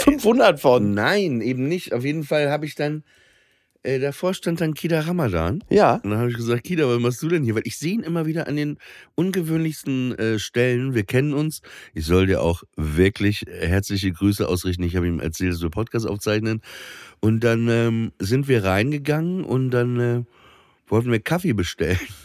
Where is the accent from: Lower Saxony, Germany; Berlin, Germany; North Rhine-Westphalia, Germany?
Lower Saxony, Germany; Papenburg; moved away; an der Schule in Papenburg